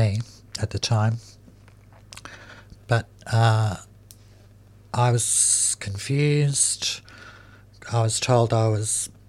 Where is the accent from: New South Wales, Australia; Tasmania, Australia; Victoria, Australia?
Victoria, Australia; Melbourne; I grew up in Fitzroy Housing Commission.